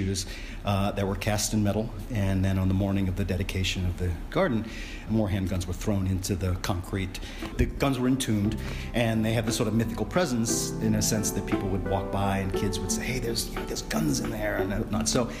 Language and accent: English; New Orleans, Louisiana, United States; I grew up in New Orleans, a historically violent place.